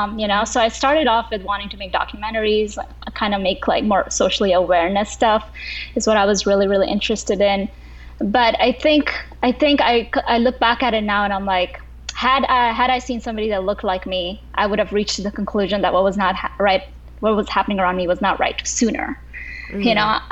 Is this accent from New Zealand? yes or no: no; Kuwait; And part of the reason was because I grew up in Kuwait as daughter of South Asian parents.